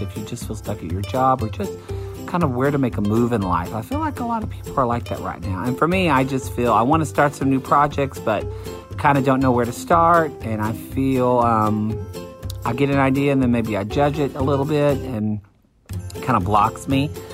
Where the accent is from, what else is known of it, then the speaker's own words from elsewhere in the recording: Oklahoma, United States; moved away; I'm from Oklahoma